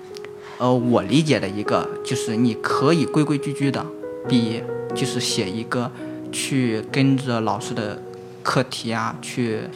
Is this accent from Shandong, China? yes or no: yes; Shandong, China; now in Sichuan, China; 我现在在四川，但是我之前我是山东人，